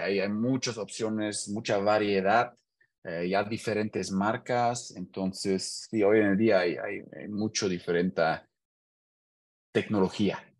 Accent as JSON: {"language": "Spanish", "town": "Hanover", "region": "Lower Saxony", "country": "Germany", "second_language": "Spanish", "moved": "as an adult", "lives_now": "Querétaro, Mexico", "said": "soy de Hannover, en Alemania, y tengo ya seis años viviendo en Querétaro, México."}